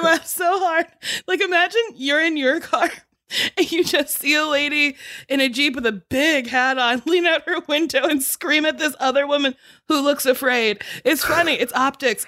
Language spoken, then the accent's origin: English; New Jersey, United States; I'm from New Jersey.